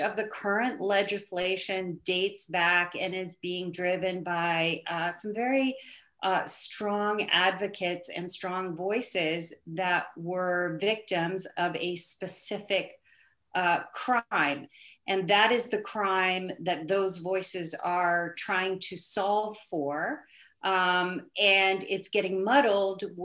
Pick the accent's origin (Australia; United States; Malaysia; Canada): Canada; I grew up hunting in Canada.